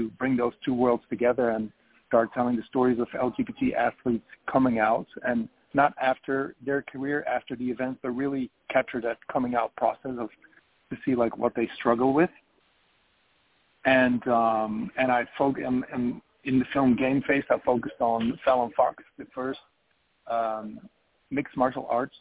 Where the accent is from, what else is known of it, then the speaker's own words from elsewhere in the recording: Belgium; moved away as an adult; now in Los Angeles, United States; I am originally from Belgium, and I came to Los Angeles in 2008 to study broadcasting